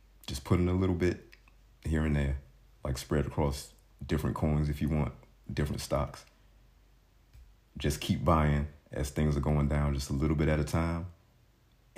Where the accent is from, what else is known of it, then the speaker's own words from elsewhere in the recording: United States; moved away; I grew up in the States